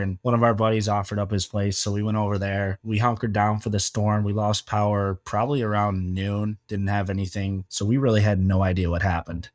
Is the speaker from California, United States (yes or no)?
no; Michigan, United States; moved away as an adult; now in Fort Myers, United States; I'm from Michigan, so we do snow